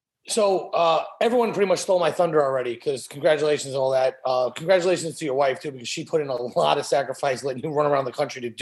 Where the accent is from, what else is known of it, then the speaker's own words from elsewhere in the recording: New York, United States; when I was 14, I grew up in New York, so I was right in WWF's backyard